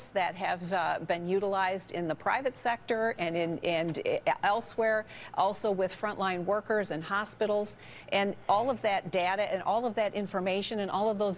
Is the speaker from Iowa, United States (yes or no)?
no; Detroit, Michigan, United States; in my home state, in the city of Detroit